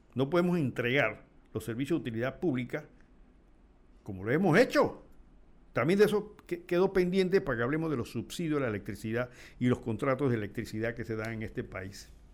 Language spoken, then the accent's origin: Spanish; La Chorrera, Panamá Oeste, Panama; mi pueblo donde la chorrera